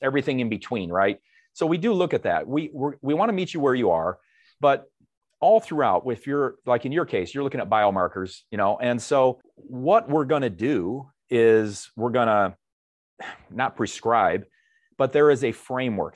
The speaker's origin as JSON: {"language": "English", "town": "Dixon", "region": "Illinois", "country": "United States", "tie": "born or raised there", "moved": "as an adult", "said": "I grew up in a small town, Northwest Illinois, hometown of, uh, former President Ronald Reagan, Dixon, Illinois"}